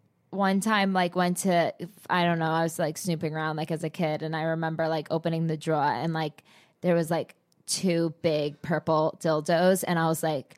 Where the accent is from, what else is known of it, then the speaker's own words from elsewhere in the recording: New Jersey, United States; I was from Jersey.